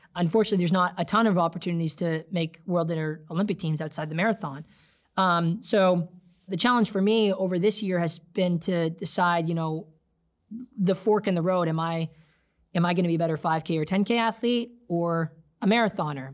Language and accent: English; Canada; I came on board as a Canadian